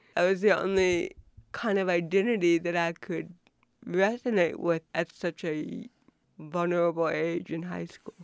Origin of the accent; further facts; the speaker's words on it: Buffalo, New York, United States; I was born in Buffalo, New York, in nineteen fifty-six